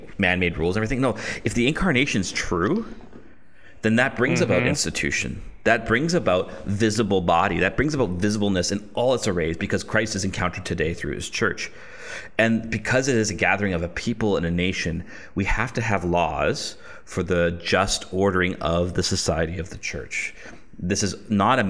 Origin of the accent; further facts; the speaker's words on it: Canada; I'm a Canadian